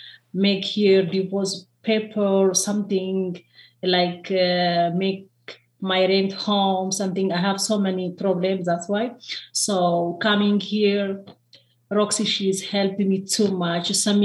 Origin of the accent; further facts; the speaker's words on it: Ethiopia; English is a second language; also born or lived in Beirut, Lebanon; now in Utah, United States; I am from Ethiopia, born in Ethiopia, but before I stay Lebanon, Beirut. So with my husband, he is a refugee, coming was home here. So almost here 5 years.